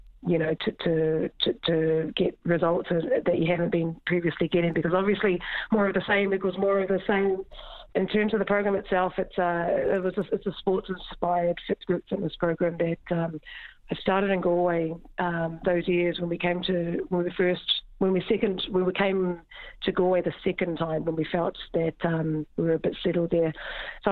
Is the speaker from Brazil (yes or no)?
no; New Zealand; moved away as an adult; now in Ireland; Growing up in New Zealand, after school, I went to sports institutes